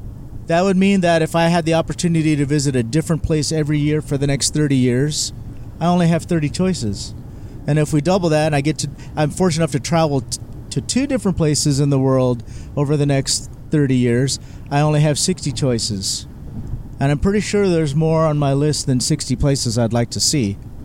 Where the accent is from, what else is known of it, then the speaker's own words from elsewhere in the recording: Philippines; My four, I have to say Filipino food because I'm Filipino.